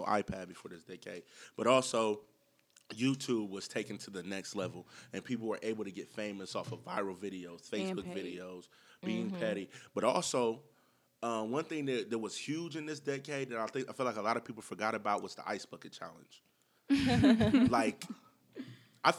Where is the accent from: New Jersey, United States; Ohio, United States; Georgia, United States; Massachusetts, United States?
Ohio, United States; Columbus; we are from Columbus, Ohio